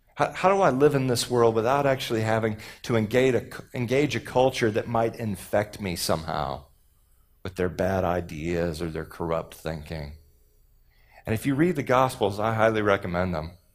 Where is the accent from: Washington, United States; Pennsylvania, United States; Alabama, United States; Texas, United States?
Texas, United States; I'm from Texas